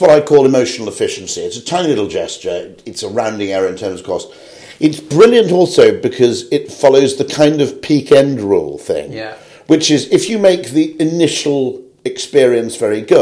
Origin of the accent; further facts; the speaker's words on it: United Kingdom; I'm a Brit